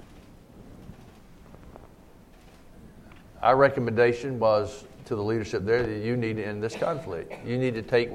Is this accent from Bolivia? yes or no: no; United States; the United States, you know, speaking as to my home country